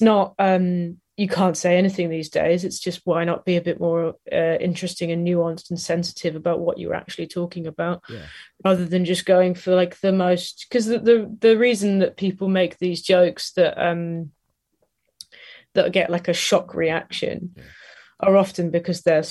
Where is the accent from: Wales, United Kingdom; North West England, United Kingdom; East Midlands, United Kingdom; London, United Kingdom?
East Midlands, United Kingdom; Nottingham; we're all from Nottingham, my partner and I, and my friends were all from Nottingham